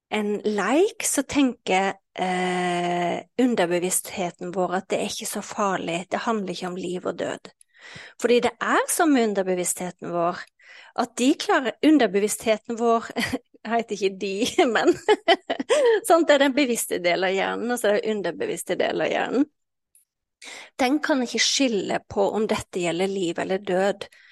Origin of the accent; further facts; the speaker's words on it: Western Norway, Norway; jeg vokste jo opp eh, eh, på Vestlandet